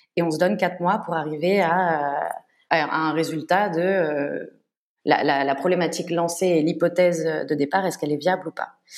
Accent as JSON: {"language": "French", "town": "Paris", "region": "Île-de-France", "country": "France", "tie": "born or raised there", "moved": "as an adult", "lives_now": "Barcelona, Spain", "said": "je suis française, je suis née et j'ai grandi à Paris, mais ça fait maintenant cinq ans que je vis en Espagne, plus précisément euh, à Barcelone"}